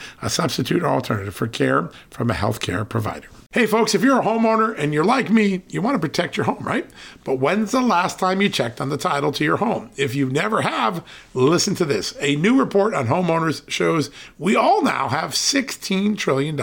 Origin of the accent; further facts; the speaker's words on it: Connecticut, United States; now in Virginia, United States; In the state I grew up in, Connecticut